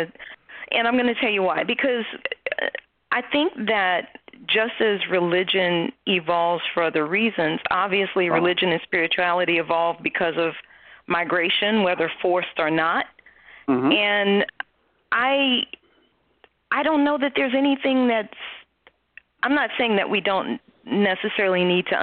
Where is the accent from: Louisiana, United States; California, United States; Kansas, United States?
Louisiana, United States; New Orleans; I grew up in New Orleans